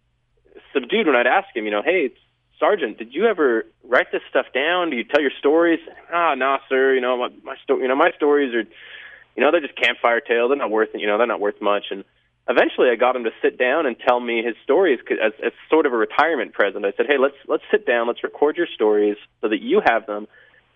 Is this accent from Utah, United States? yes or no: yes; Bountiful, Utah, United States; I was raised in Bountiful, Utah